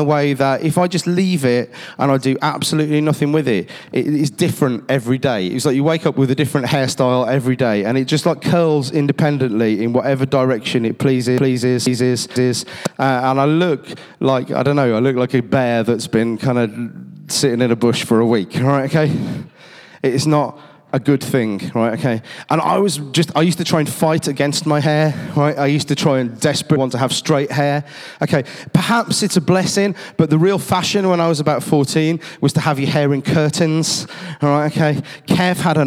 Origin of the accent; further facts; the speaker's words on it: Cradley Heath, West Midlands, United Kingdom; I grew up down on Bars Road, the same place where Hayden Hill Leisure Centre is, and in my school, Timber Tree